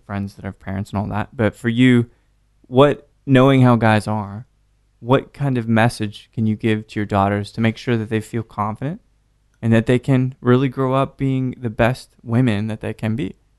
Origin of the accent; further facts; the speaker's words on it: Salt Lake City, Utah, United States; growing up in Salt Lake City in the late nineties, mid nineties